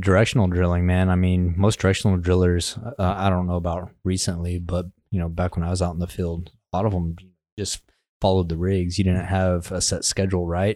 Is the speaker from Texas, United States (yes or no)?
yes; West Texas, United States; I'm from West Texas.